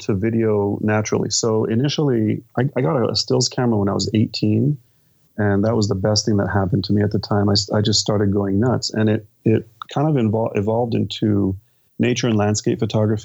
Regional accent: Israel; moved away as an adult; also born or lived in United States; now in Albuquerque, United States; growing up in Israel

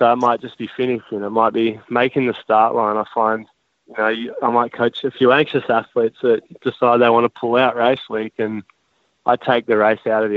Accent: Austinville, New South Wales North Coast, Australia; I grew up in Austinville, a small town on the New South Wales North Coast, and I live 15 minutes down the road from there now.

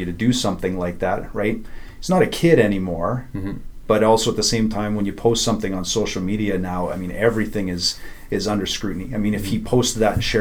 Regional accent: Spruce Grove, Alberta, Canada; also born or lived in Edmonton, Alberta; I'm a Spruce Grove guy, so I went to the same high school

